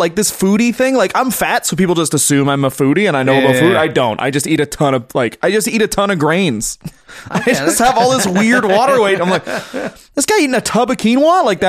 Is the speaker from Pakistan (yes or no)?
no; Newmarket, Ontario, Canada; also born or lived in North York; I was born in North York, born in Jane and Finch, then we moved to Newmarket.